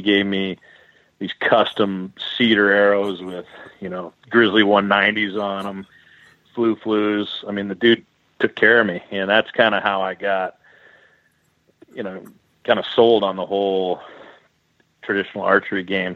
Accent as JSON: {"language": "English", "town": "Richland", "region": "Washington", "country": "United States", "tie": "born or raised there", "also_born_or_lived": "Kelowna, British Columbia, Canada / Edmonton, Alberta, Canada", "moved": "as an adult", "lives_now": "Canada", "said": "I grew up in Richland, Washington, kind of eastern Washington"}